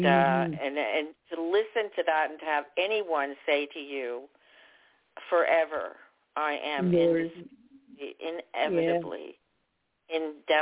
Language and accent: English; New Brunswick, Canada; I'm from New Brunswick